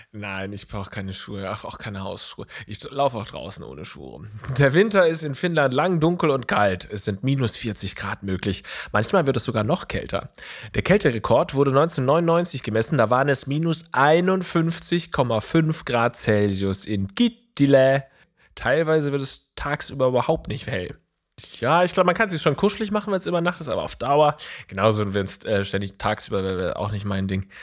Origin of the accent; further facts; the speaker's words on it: Germany; dass wir uns in Deutschland oder dass wir uns als Deutsche